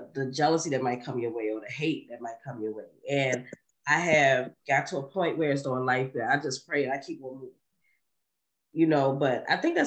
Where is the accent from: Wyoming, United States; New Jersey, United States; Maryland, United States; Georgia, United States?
Maryland, United States; Baltimore; also born or lived in Harlem, New York; I grew up right there in East Baltimore, East Baltimore, Maryland